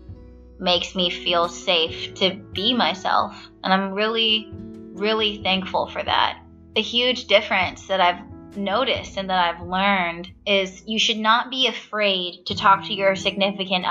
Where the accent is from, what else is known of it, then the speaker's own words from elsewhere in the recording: Stockton, California, United States; now in Baltimore, United States; Stockton, California, my hometown.